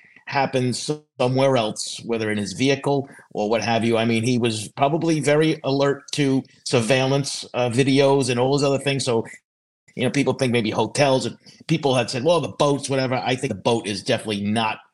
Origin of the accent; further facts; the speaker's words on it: Long Island, New York, United States; I grew up on Long Island. I didn't live too far from Massapequa Park